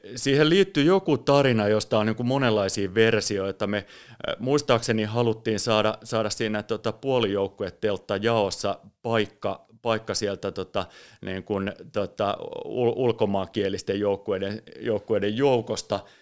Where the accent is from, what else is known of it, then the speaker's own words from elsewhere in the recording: Espoo, Uusimaa, Finland; mä oon Espoosta kotosin ja, ja lapsuudessa, nuoruudessa